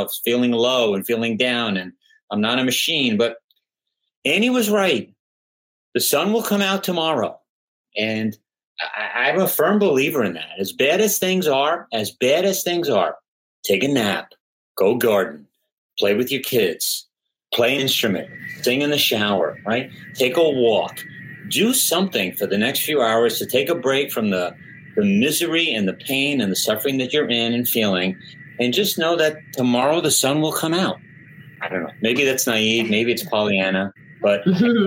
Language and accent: English; New York, United States; I'm from New York